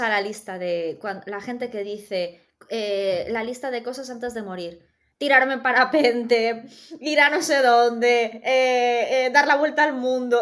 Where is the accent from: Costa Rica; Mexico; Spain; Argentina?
Spain; Galicia; accent: Galician; Tengo acento gallego hoy